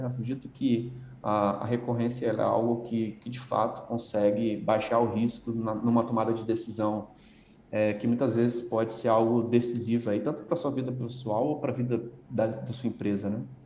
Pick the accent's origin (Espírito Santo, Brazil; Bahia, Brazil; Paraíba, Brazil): Espírito Santo, Brazil; Vila Velha; moved away as an adult; also born or lived in Guarapari; now in São Paulo, Brazil; eu sou natural do, de, de Guarapari, né? nasci numa cidade praiana no Espírito Santo, morei minha vida toda na Grande Vitória, ali Vila Velha